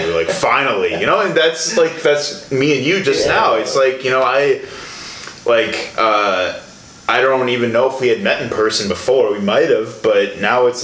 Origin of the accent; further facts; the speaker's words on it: Chicago, Illinois, United States; now in Milwaukee, United States; I'm from the Chicago area